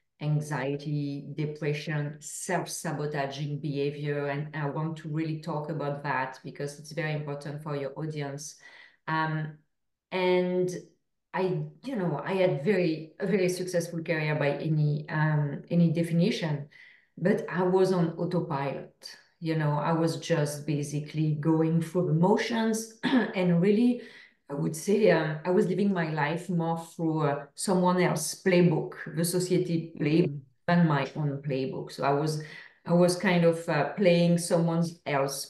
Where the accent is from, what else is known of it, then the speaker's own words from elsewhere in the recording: France; accent: French; English is a second language; now in Canada; As I'm sure everyone can hear to my accent, I'm from France. So originally I live in Canada.